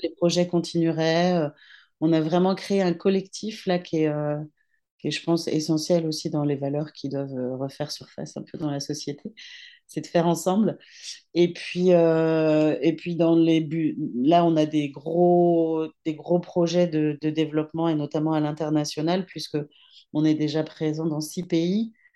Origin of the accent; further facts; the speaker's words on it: Brittany, France; je suis une petite bretonne